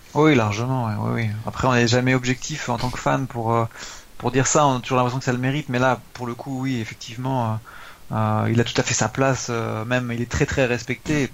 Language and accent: French; France; nous on est français